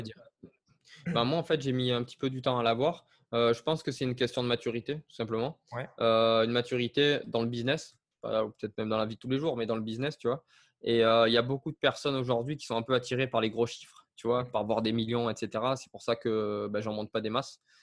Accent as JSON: {"language": "French", "region": "south of France", "country": "France", "said": "je viens à la base du sud de la France"}